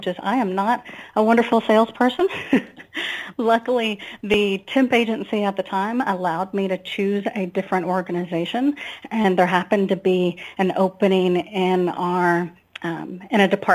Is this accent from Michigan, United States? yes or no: no; a little town in Northeast Texas, United States; also born or lived in Austin, Texas; I moved to Austin from my hometown, a little town in Northeast Texas.